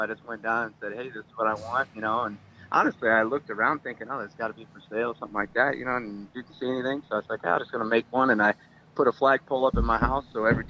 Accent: South Bend, Indiana, United States; We grew up in the South Bend area in Indiana

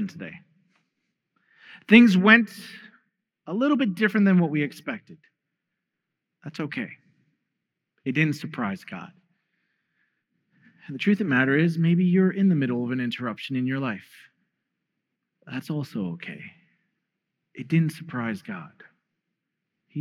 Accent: New York, United States; Growing up in New York

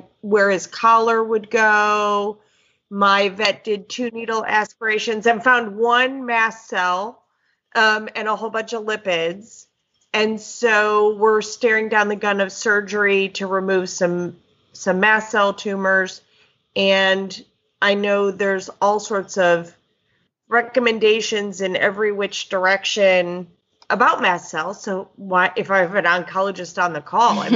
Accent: Horseheads, New York, United States; also born or lived in Lockport, New York; I was born in Lockport, New York, and grew up in Horseheads near Ithaca

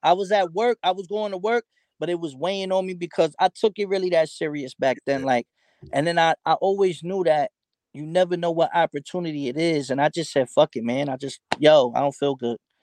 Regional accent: New York City, New York, United States; growing up in New York, especially 90s, early 2000s

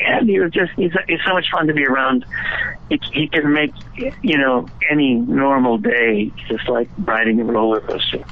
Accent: Chicago, Illinois, United States; moved away; it's my hometown. I'm back in my hometown

